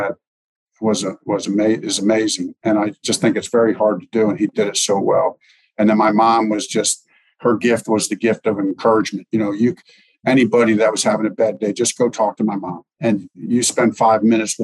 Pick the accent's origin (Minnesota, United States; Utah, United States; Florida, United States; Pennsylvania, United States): Pennsylvania, United States; Lebanon; moved away as an adult; also born or lived in Long Island, New York; now in Indianapolis, United States; was born in Long Island, just lived there for a very short time before my parents moved to Lebanon, PA